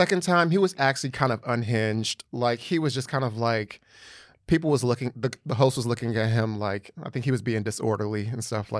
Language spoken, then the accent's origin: English; New Jersey, United States; Or like, when I say I'm from New Jersey, they're like, oh, Jersey.